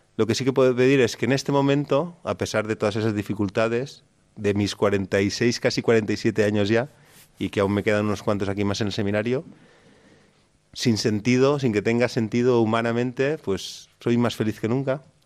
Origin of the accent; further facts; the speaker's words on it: Canals, Valencian Community, Spain; Yo soy de Canals, de un pueblo de 15.000 habitantes. Y nada, toda mi vida me enseñaron la fe